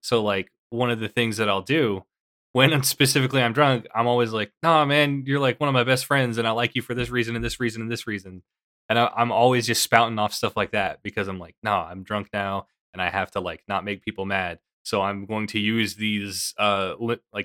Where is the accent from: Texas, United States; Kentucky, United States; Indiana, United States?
Kentucky, United States; I am from Kentucky, and there's definitely like a big culture here